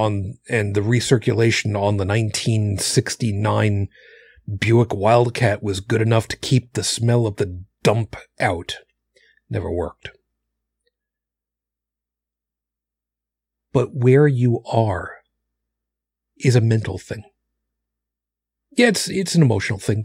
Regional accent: Long Island, New York, United States; moved away; also born or lived in Brooklyn; I was raised on Long Island

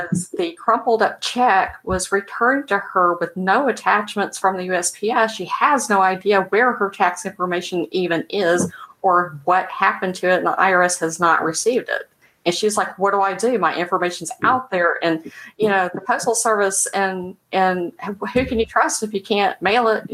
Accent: Memphis, Tennessee, United States; From where I'm from, my hometown

